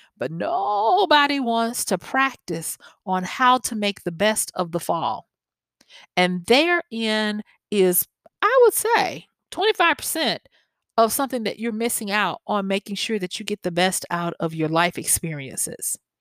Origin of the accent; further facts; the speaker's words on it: the South, United States; accent: southern; my southern accent